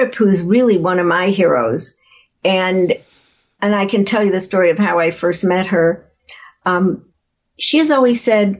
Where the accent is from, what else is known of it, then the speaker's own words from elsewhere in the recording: Chicago, Illinois, United States; I grew up in Chicago